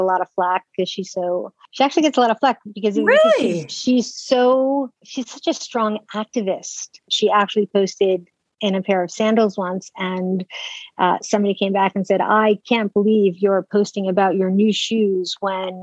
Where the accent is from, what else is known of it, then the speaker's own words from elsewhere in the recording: New York City, New York, United States; I'm a native New Yorker. I grew up in New York City.